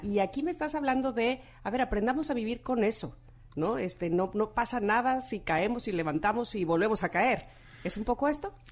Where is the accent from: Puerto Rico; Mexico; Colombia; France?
Mexico